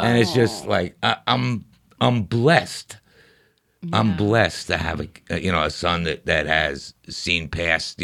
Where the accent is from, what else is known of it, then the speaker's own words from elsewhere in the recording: New York City, New York, United States; Brooklyn, New York